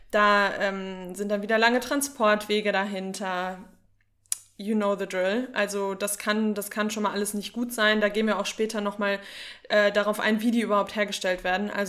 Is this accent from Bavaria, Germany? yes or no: no; North Rhine-Westphalia, Germany; Aber ich bin aus dem Sauerland. Bei uns sagt man eh auch ganz komische Sachen.